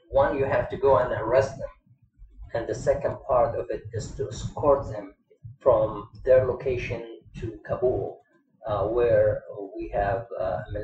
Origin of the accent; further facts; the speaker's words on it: Kuwait; also born or lived in Lebanon; now in United States; I born and raised, born and raised in Kuwait. Mm. Even though I'm Lebanese, but I born and raised in Kuwait